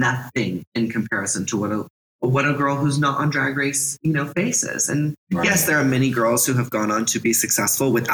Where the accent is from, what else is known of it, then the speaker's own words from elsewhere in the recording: Texas, United States; moved away; also born or lived in California / Oak Cliff, Dallas, Texas; I grew up in Texas